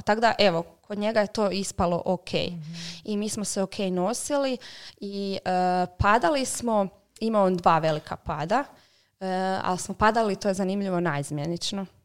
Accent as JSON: {"language": "Croatian", "country": "Croatia", "said": "kod nas u Hrvatskoj"}